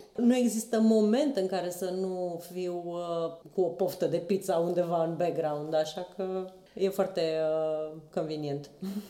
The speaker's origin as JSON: {"language": "Romanian", "town": "Bacău", "region": "Bacău County", "country": "Romania", "also_born_or_lived": "Bucharest", "moved": "as an adult", "said": "mai mergeam la Bacău, eu sunt din Bacău, și acolo ciorbele sunt, toate sunt borșuri, toate se făceau la mine acasă"}